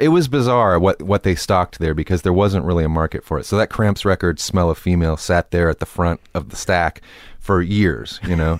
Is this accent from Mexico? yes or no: no; Temple, Texas, United States; I didn't mind it when I was growing up there.